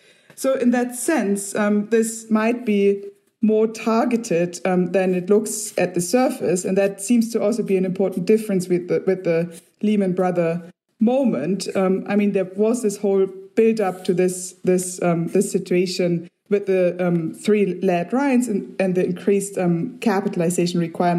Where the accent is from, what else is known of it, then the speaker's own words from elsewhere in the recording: Germany; or I'm from Germany, clearly beyond what people in Germany are doing.